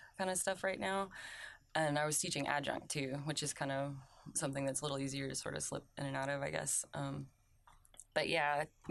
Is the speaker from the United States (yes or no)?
yes; Oklahoma, United States; moved away as an adult; now in South Carolina, United States; I went to college in Oklahoma. I'm from Oklahoma